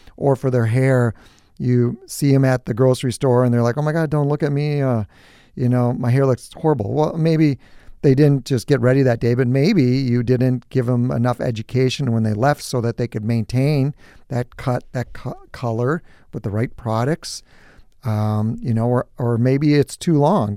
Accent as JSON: {"language": "English", "town": "New Prague", "region": "Minnesota", "country": "United States", "tie": "born or raised there", "said": "I grew up on a farm. It was just my brother and I and obviously my parents, and so I'm from New Prague"}